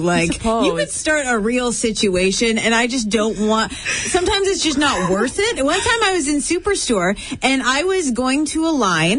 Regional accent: Winnipeg, Manitoba, Canada; All of us Winnipeggers

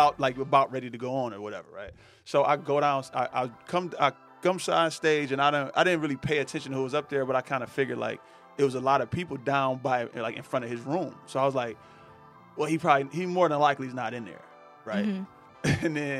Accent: Pontiac, Michigan, United States; usually I'm from Pontiac.

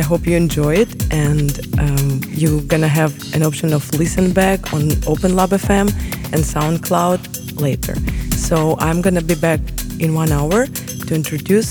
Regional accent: Kyiv, Ukraine; moved away; I'm from Kyiv, Ukraine, the capital of brave people.

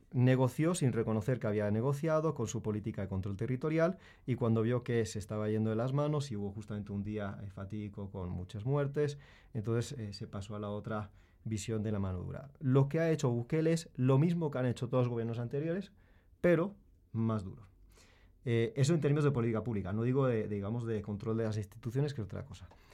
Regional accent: Madrid, Community of Madrid, Spain; yo nací en España, eh, en Madrid

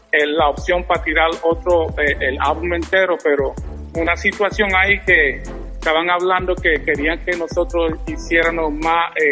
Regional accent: New York City, New York, United States; also born or lived in Vega Baja, Puerto Rico; Sí, nací en Vega Baja. Mi mamá se mudó para Nueva York desde nosotros jovencitos, o me crié en el Bronx.

